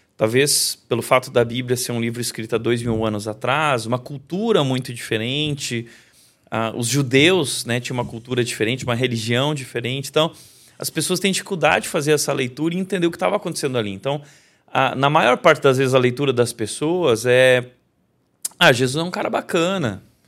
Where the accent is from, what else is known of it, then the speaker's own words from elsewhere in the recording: Rio Grande do Sul, Brazil; sou gaúcho